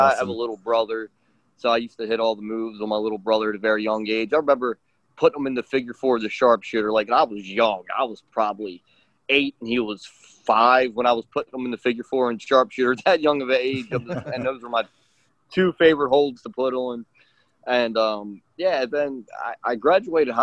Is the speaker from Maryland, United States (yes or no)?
yes; Baltimore, Maryland, United States; I grew up in Baltimore, Maryland, in the United States